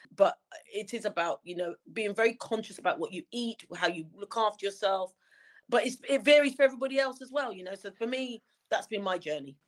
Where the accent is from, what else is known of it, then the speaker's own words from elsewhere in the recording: Wembley, London, United Kingdom; I grew up in Wembley, um, literally just round the corner from the very famous Wembley Stadium